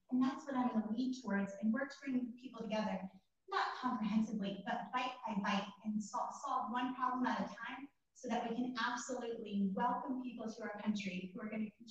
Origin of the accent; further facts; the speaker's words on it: Ciudad Juárez, Chihuahua, Mexico; now in Illinois, United States; I grew up in Juarez, Mexico, right on the border.